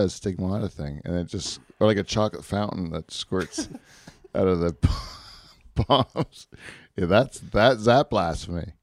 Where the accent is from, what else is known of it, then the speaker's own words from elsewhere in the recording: Canada; in our country